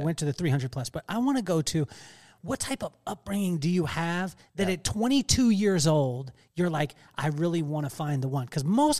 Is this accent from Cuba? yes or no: no; Lompoc, California, United States; You did catch Lompoc, though. I'm from Lompoc, so.